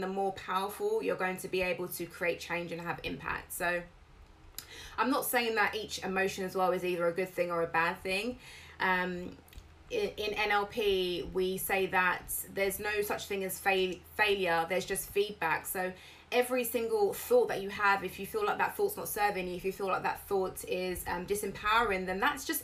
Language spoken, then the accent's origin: English; United Kingdom; I'm British.